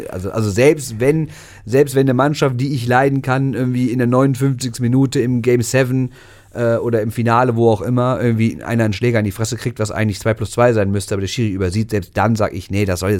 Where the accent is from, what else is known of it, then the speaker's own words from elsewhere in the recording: Switzerland; Habe ich letzte Woche schon gesagt. Als Schweizer.